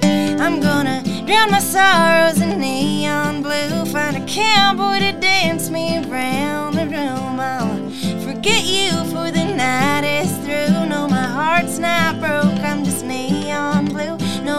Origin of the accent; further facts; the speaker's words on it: Canby, Oregon, United States; I wrote it about my hometown. I was born and raised in Canby, Oregon, and we only have two bars.